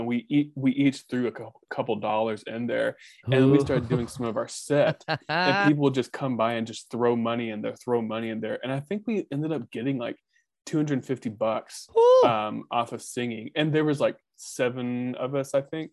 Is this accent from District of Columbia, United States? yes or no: no; Dallas, Texas, United States; moved away as an adult; also born or lived in Oklahoma City; now in Boston, United States; growing up in Dallas